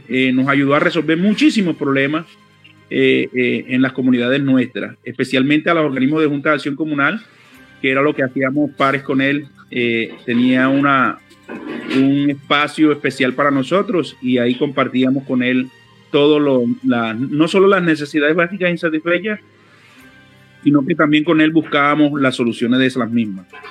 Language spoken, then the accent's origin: Spanish; Cartagena, Bolívar, Colombia; Yo soy cartagenero, nací aquí, me crié aquí y me duele mi ciudad